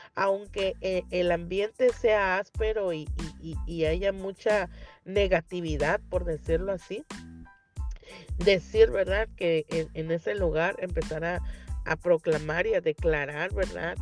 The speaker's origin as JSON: {"language": "Spanish", "town": "Tapachula", "region": "Chiapas", "country": "Mexico", "moved": "yes", "lives_now": "Rosarito, Mexico", "said": "ahí en mi tierra, en mi sur, en mi Tapachula, bello, hermoso, mi Chiapas"}